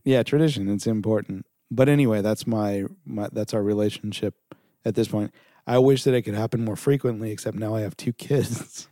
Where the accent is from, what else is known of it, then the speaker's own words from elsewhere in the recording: Southern California, United States; also born or lived in New York; I moved back out to L A. I'm from Southern California.